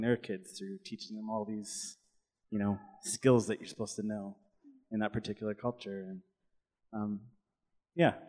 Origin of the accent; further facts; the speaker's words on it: Canada; growing up in Canada with an immigrant dad who came to Canada when he was 25 from India